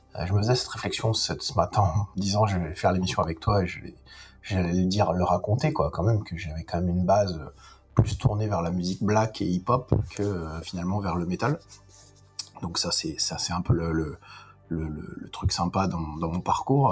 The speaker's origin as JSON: {"language": "French", "town": "Lyon", "region": "Auvergne-Rhône-Alpes", "country": "France", "tie": "born or raised there", "moved": "yes", "said": "moi, je suis lyonnais, déjà. Ça, c'est une chose à préciser, parce que, puisque je, j'ai, j'ai, je suis né à Lyon"}